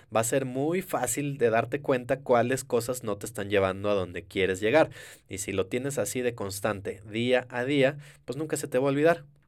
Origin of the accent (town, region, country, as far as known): Mexico